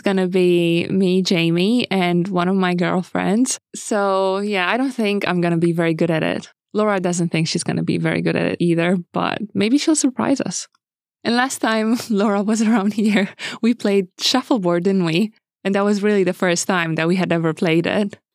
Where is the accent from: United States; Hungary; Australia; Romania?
Romania; moved away; Romania, my home country